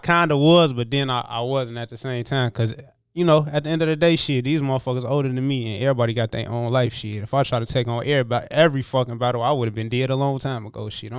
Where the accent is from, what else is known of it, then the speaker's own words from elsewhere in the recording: Kankakee, Illinois, United States; born there; I was born in Kankakee, Illinois, but I'm the type of motherfucker, I'll just claim Illinois as a whole, because I done moved from place to place, from the city to the motherfucking burbs.